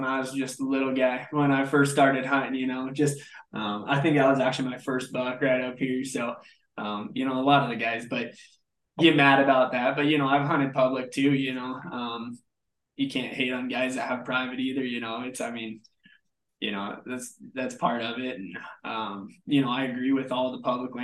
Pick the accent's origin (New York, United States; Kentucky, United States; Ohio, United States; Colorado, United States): Colorado, United States; Kremmling; I grew up in Kremlin, Colorado.